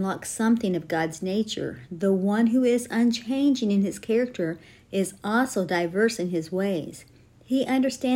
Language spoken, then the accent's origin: English; Terre Haute, Indiana, United States; I grew up in Terre Haute, Indiana, the name of the church that we attended was King's Highway Tabernacle